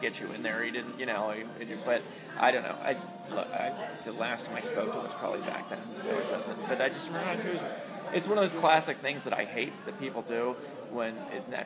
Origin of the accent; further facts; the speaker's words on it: Harrisburg, Pennsylvania, United States; It's where I grew up. I grew up in Harrisburg.